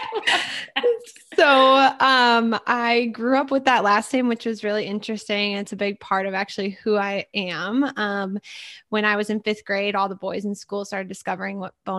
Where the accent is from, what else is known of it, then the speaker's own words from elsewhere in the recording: Minnesota, United States; also born or lived in Edina, Minnesota / Stillwater, Minnesota; I'm from Minnesota, born and raised, went to St. Thomas, studied fashion.